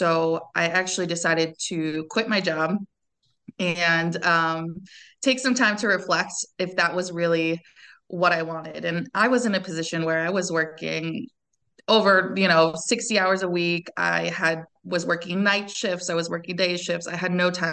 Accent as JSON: {"language": "English", "region": "California", "country": "United States", "tie": "born or raised there", "also_born_or_lived": "France", "moved": "as an adult", "said": "I'm from California originally, born and raised"}